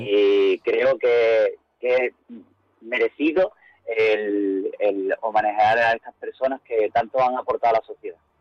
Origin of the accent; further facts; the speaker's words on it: Algeciras, Andalusia, Spain; nosotros nos criamos en ese barrio, ¿no? Gran parte de la Junta Directiva nos criamos en San Artesanos